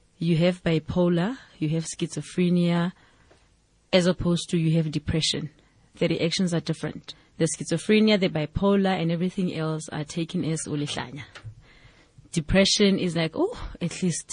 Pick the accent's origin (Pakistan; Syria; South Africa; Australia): South Africa; Mansiville, west of Johannesburg, Gauteng; originally, I'm from a township called Mansiville. It is on the west of Johannesburg.